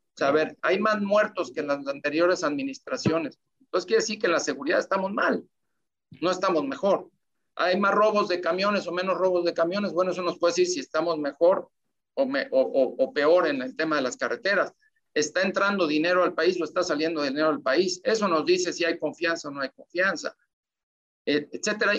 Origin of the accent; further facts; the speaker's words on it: Mexico; todos somos mexicanos